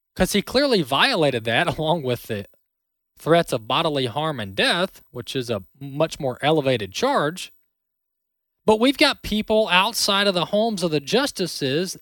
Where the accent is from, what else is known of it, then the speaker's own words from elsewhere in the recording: Mississippi, United States; Mississippi, my home state here in Mississippi